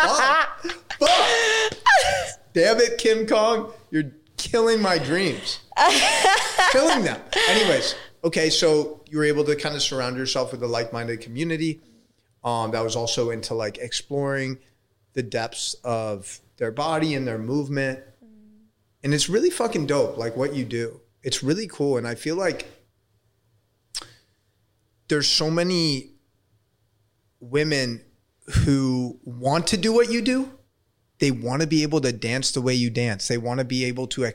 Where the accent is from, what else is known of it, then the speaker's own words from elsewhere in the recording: San Francisco, California, United States; growing up in San Francisco area